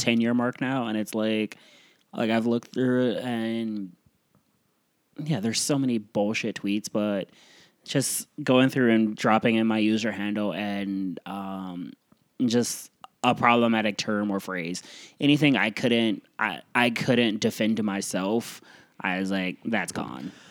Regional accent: Iowa, United States; moved away; also born or lived in Florida / New York City / Midwest; I was from Iowa

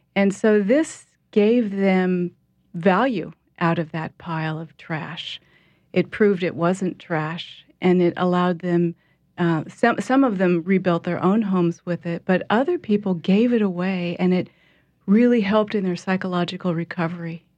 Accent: Portland, Oregon, United States; moved away as an adult; now in New Orleans, United States; I'm from Portland, Oregon

